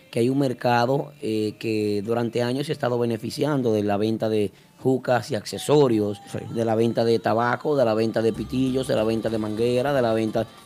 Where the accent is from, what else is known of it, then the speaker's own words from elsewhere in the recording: Dominican Republic; eso somos dominicanos.